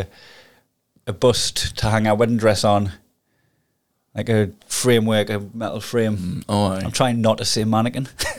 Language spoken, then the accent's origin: English; Newcastle upon Tyne, North East England, United Kingdom; accent: Geordie; now in Glasgow, United Kingdom; Now I've got a Geordie accent